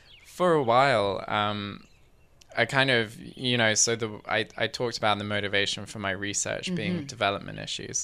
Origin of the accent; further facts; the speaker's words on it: England, United Kingdom; now in Victoria, Canada; I grew up in England